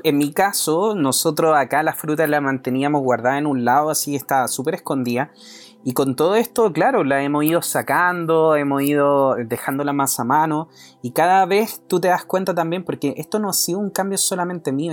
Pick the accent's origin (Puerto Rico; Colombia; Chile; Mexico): Chile; nosotros como, como chilenos